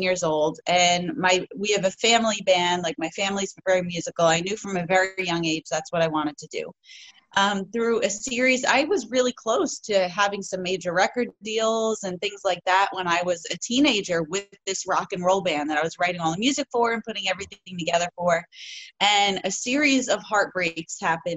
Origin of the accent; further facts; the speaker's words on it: New York, United States; growing up in New York, country music was never a thing